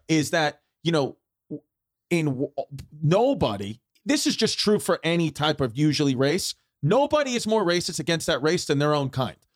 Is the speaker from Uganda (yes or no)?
no; New York City, New York, United States; growing up, I grew up in Brooklyn